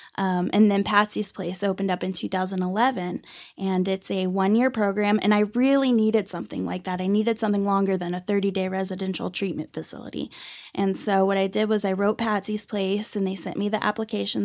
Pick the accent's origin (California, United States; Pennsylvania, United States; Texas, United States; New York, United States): Texas, United States; Dallas-Fort Worth area; also born or lived in Irving, Texas; now in Amarillo, United States; I was actually born and raised in, uh, Dallas-Fort Worth area. I was born in Irving and grew up all over the Metroplex